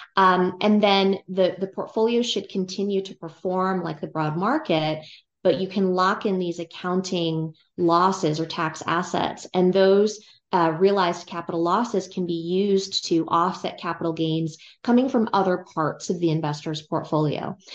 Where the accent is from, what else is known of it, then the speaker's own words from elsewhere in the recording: California, United States; I grew up in California, and I went to college at U C Berkeley